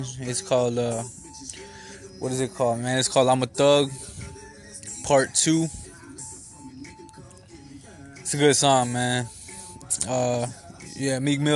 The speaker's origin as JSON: {"language": "English", "town": "Kalamazoo", "region": "Michigan", "country": "United States", "said": "I'm from Kalamazoo, Michigan."}